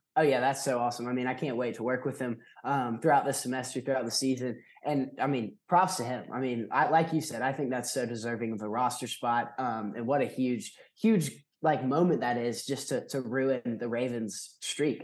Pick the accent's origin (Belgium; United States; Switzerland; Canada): United States; Athens, Georgia; I'm from Athens, born and raised.